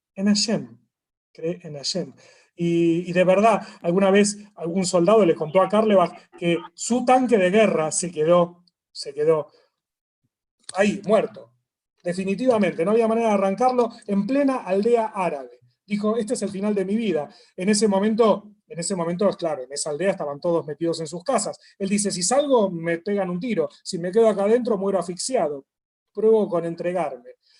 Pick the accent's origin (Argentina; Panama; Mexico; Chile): Argentina; somos de Argentina